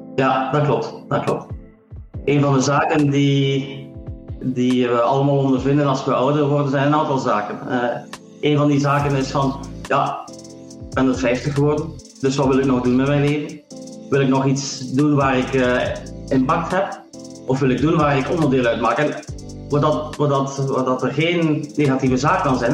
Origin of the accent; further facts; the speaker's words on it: Ghent, Flanders, Belgium; moved away as an adult; also born or lived in Silicon Valley, United States / Sweden / Atlanta, Georgia, United States / Netherlands; 50 jaar, geboren in Gent.